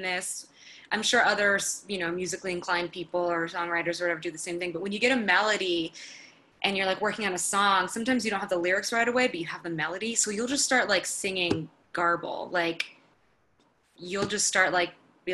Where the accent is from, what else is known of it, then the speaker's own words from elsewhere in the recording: Florida, United States; moved away as an adult; now in Los Angeles, United States; I'm from Florida originally